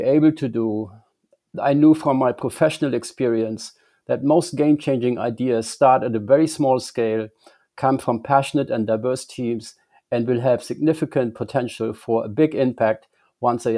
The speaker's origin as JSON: {"language": "English", "country": "Germany", "tie": "born or raised there", "moved": "as an adult", "said": "I grew up in Germany"}